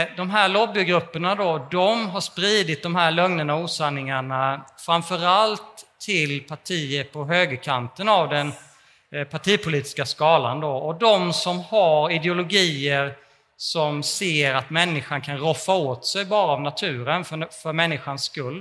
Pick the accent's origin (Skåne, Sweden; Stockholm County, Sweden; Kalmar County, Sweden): Kalmar County, Sweden; Småland; jag kommer från Småland och så läste jag med gymnasiet i Kalmar